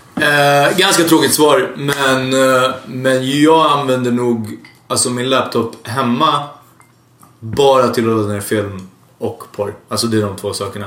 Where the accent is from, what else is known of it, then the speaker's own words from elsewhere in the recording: Hungary; now in Sweden; jag är från Ungern